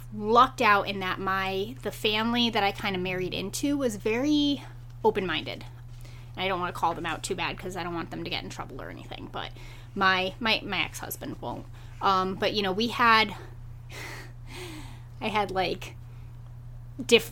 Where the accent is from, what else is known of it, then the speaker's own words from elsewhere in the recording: Massachusetts, United States; I grew up in Massachusetts